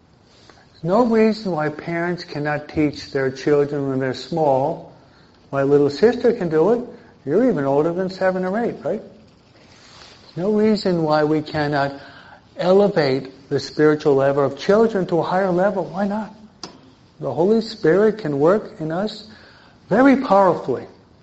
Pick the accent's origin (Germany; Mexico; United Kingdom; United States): Mexico; No, I'm from Mexico.